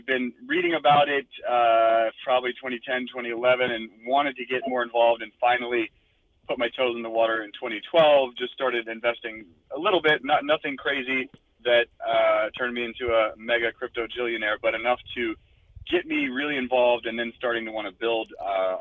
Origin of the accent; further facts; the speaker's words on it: North Carolina, United States; moved away as an adult; also born or lived in Japan; now in Los Angeles, United States; I am from North Carolina originally, not an Angeleno. And I moved out here in 2009. And before that, I spent most of my time in NC